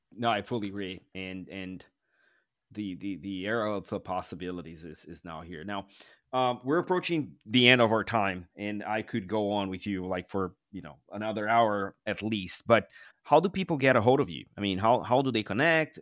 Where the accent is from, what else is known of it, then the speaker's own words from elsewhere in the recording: São Paulo, Brazil; I grew up in Sao Paulo where the traffic is really maddening.